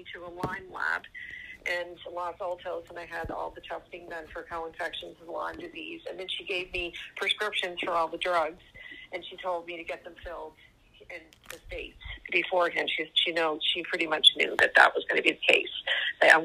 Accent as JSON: {"language": "English", "region": "Nova Scotia", "country": "Canada", "said": "I'm from Nova Scotia, Canada."}